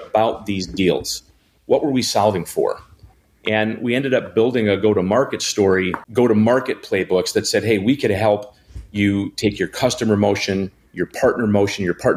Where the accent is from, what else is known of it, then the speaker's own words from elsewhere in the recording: Janesville, Wisconsin, United States; now in Milwaukee, United States; I'm a Wisconsinite, born and bred. I grew up in Janesville.